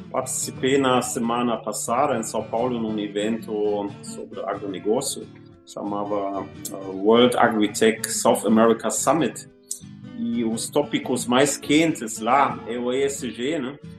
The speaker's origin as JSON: {"language": "Portuguese", "country": "Germany", "second_language": "Portuguese", "moved": "as an adult", "lives_now": "Brazil", "said": "sou alemão, mas com muito prazer já vivo 16 anos neste país maravilhoso"}